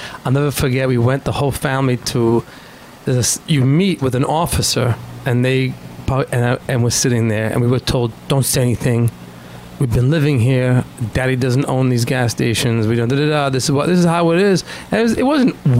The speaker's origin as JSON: {"language": "English", "country": "Israel", "tie": "born or raised there", "moved": "yes", "lives_now": "United States", "said": "I was born in Israel"}